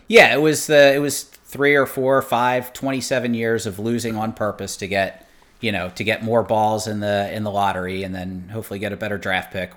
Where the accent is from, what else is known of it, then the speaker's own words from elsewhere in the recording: Merchantville, New Jersey, United States; I grew up in, uh, Merchantville, New Jersey